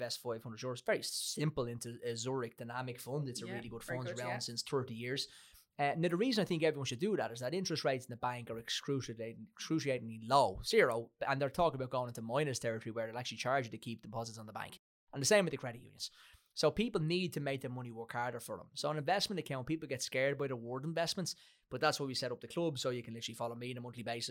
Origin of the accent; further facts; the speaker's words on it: Ireland; We're growing up in Ireland